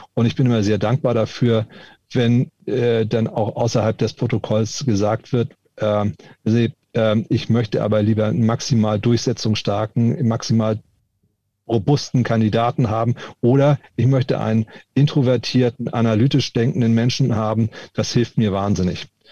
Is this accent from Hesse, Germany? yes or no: no; Hamburg, Germany; Ich bin eben auch Hamburger. Mit Moin Moin oder Moin